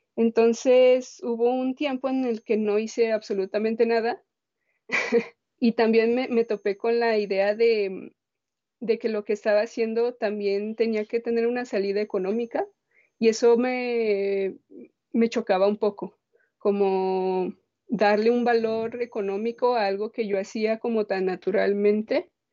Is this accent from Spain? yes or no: no; Guadalajara, Jalisco, Mexico; also born or lived in San Luis Potosí; Yo crecí en la ciudad, bueno, en Guadalajara, pero yo nací en San Luis Potosí, solo nací ahí y jamás he vuelto.